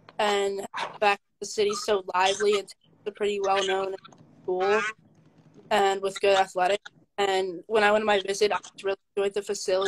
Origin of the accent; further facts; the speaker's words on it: Medford, New Jersey, United States; I'm from Medford, New Jersey, which is in the southern part of the state